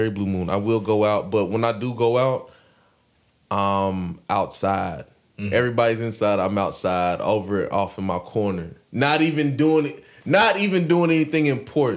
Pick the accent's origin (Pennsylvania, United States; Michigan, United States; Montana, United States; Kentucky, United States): Kentucky, United States; Radcliff; also born or lived in Elizabethtown, Kentucky; I was actually born here